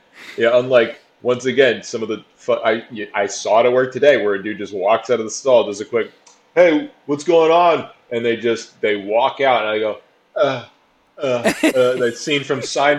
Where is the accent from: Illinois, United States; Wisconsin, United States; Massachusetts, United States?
Massachusetts, United States; Boston; Motherfucker, I'm from Boston. Fuck New York.